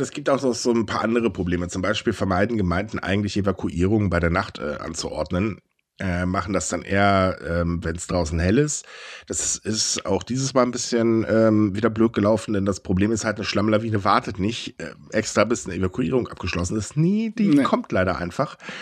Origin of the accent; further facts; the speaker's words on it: Germany; Bei uns in Deutschland